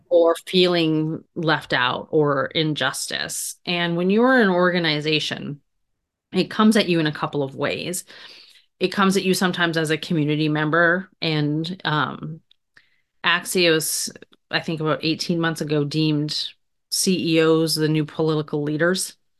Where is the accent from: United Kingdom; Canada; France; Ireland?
Canada; moved away as an adult; also born or lived in Grand Forks, North Dakota; I grew up in Canada